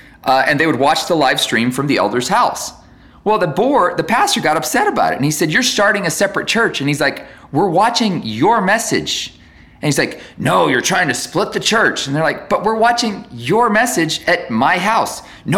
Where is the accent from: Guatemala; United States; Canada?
Guatemala; I grew up in Guatemala and I met all these people in Guatemala